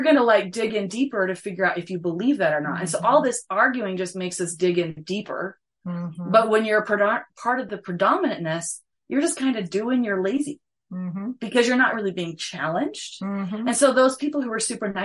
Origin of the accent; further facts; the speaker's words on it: Provo, Utah, United States; moved away as an adult; also born or lived in New Hampshire / Michigan / Alaska / Arizona; I grew up in Provo